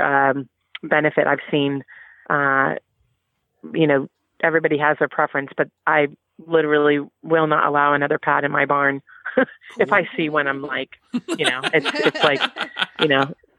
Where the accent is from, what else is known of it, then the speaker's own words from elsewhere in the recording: California, United States; I grew up in California